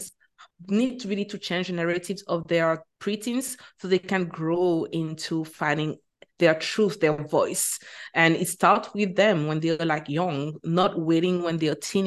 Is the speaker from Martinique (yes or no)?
yes; Martinique; moved away as an adult; also born or lived in Bahamas / United Kingdom; now in Qatar; I teach French because I am originally from Martinique, which is a French Caribbean island